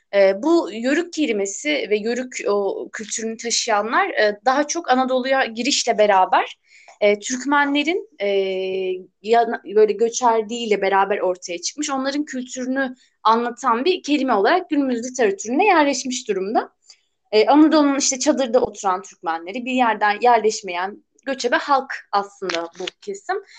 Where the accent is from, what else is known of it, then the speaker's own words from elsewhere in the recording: Burdur, Turkey; Burdurluyum ben.